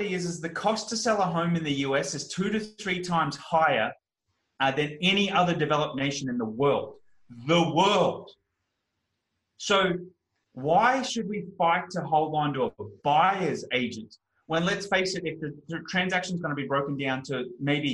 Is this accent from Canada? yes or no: no; Australia; I'm an Australian